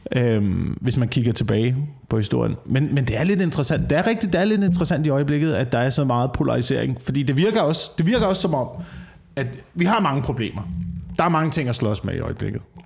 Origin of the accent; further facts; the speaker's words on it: Slagelse, Zealand, Denmark; jeg voksede op i Slagelse, hvor der ikke var en eneste fucking café